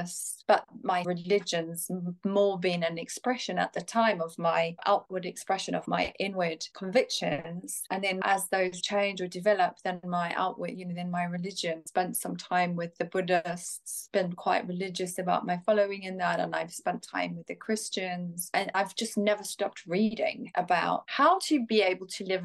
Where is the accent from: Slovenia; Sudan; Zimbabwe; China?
Zimbabwe; moved away as an adult; now in England; I was born in Zimbabwe, raised in Zimbabwe, came to England when I was 21